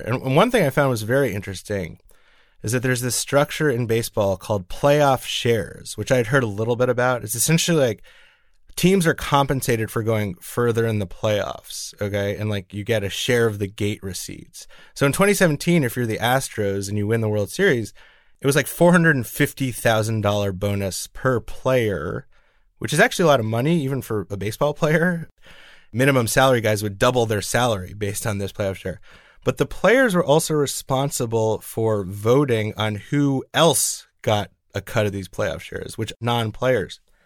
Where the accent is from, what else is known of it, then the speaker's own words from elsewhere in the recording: New York, United States; as a New Yorker